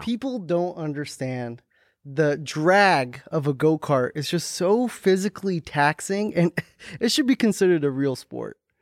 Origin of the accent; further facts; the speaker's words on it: Hackensack, New Jersey, United States; I'm from New Jersey, Hack and Sack